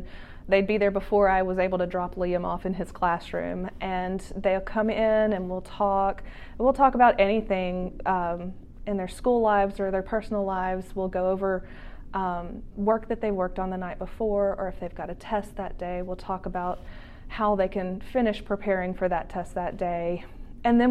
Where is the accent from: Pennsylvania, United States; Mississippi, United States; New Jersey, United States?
Mississippi, United States; Jackson; moved away as an adult; also born or lived in Hattiesburg, Mississippi; now in Little Rock, United States; I went to Hillcrest Christian School in Jackson, Mississippi my entire life, from kindergarten through 12th grade